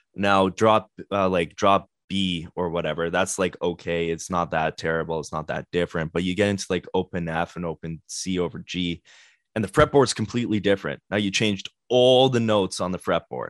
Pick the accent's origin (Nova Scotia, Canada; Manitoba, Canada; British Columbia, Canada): Manitoba, Canada; Winnipeg; we're from Winnipeg